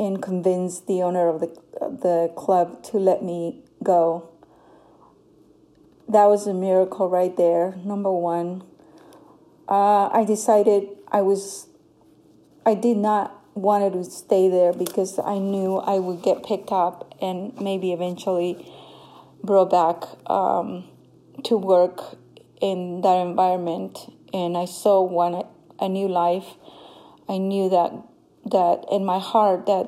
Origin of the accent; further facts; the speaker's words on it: Honduras; moved away; I come from Honduras. I grew up in a very poor village in Honduras.